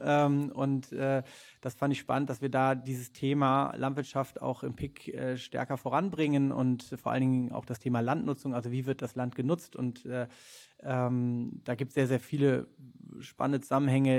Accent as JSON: {"language": "German", "region": "Rhineland", "country": "Germany", "tie": "born or raised there", "said": "ursprünglich aus dem Rheinland, wie du schon gesagt hast, äh, auf einem Bauernhof groß geworden"}